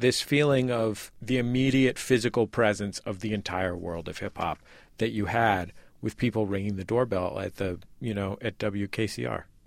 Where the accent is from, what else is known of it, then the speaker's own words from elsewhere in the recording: Bay Area, California, United States; I'm from the Bay Area